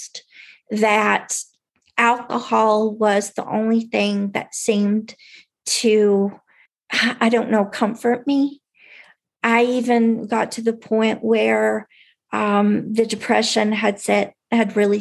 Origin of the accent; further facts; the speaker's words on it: Tennessee, United States; I grew up in Tennessee